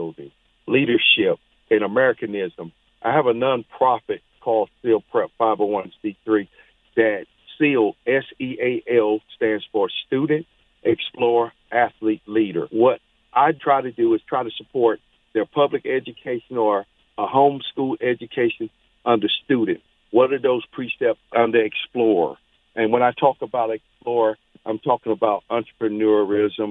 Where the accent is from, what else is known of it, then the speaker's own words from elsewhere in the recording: Charlotte, North Carolina, United States; moved away as an adult; coming home to Charlotte back in about 2008, I saw the conditions that was going on in my hometown